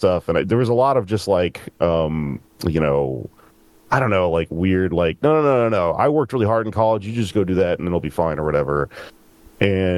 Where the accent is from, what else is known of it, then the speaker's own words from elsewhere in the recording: Texas, United States; also born or lived in San Antonio, Texas / Austin, Texas; I grew up in Texas